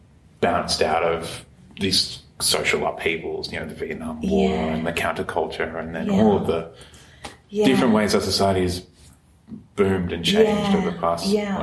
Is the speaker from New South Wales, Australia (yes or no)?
yes; Blue Mountains, New South Wales, Australia; I grew up in the Blue Mountains with a lot of people's parents were old hippies